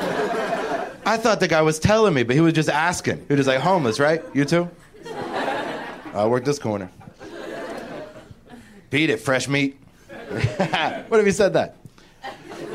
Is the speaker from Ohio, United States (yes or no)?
yes; Cincinnati, Ohio, United States; moved away as an adult; now in Los Angeles, United States; I just moved here like 2 months ago from Cincinnati, Ohio